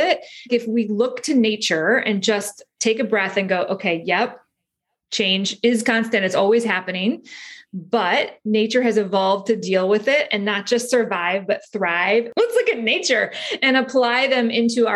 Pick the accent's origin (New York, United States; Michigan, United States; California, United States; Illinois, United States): Illinois, United States; Chicago; also born or lived in Cleveland, Ohio; I'm a kid from Chicago, grew up in Chicago in Cleveland along the shores of the Great Lakes